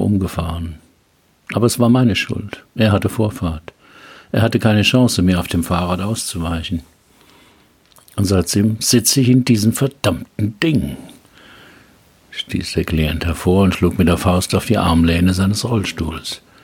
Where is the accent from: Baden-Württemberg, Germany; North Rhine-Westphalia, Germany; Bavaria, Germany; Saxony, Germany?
Baden-Württemberg, Germany; Heidelberg; Heidelberger Schloss, meiner Geburtsstadt